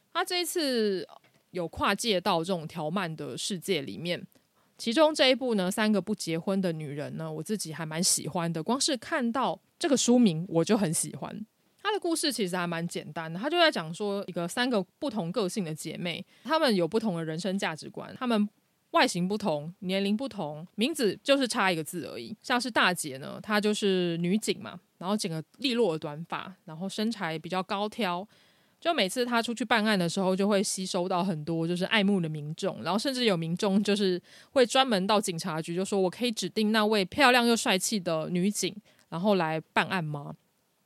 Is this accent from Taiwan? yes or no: yes; Taiwan; 这个并不是我们台湾人平常会用的词